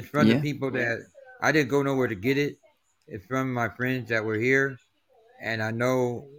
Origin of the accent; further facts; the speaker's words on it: Taiwan; now in Arizona, United States; I'm from Taiwan, but I live in the States. Oh. I live in the Arizona desert.